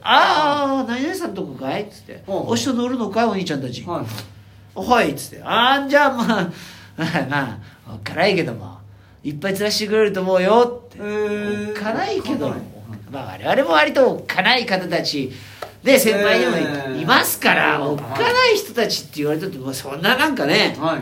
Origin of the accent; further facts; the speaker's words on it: Hokkaido, Japan; now in Tokyo, Japan; 千歳でレンタカー借りて、はいはいはい、うちの実家行って